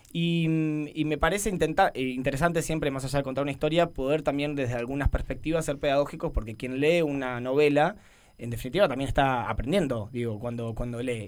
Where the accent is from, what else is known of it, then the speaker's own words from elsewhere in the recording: Buenos Aires Province, Argentina; now in Barcelona, Spain; soy de Buenos Aires y automáticamente aclaro que soy de la provincia de Buenos Aires